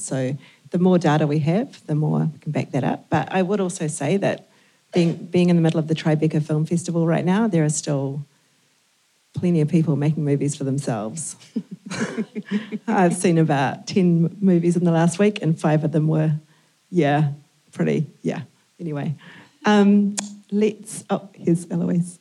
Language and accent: English; New Zealand; we're from New Zealand.